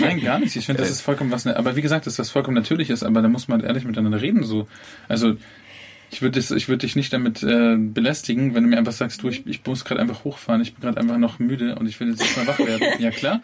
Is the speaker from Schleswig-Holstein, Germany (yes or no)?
no; Munich, Bavaria, Germany; als Münchner